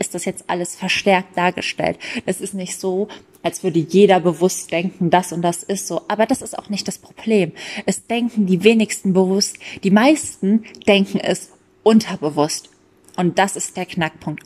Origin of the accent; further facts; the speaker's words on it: Germany; bei uns in Deutschland